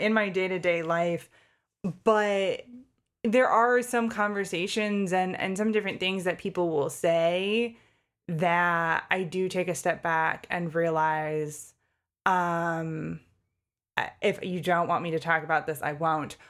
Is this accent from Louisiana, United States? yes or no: no; Connecticut, United States; moved away as an adult; now in Pennsylvania, United States; I grew up in Connecticut. and then came to Pennsylvania for college